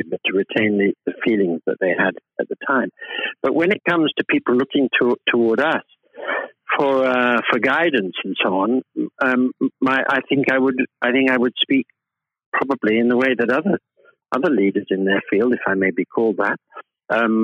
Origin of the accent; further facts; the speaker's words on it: United Kingdom; being British people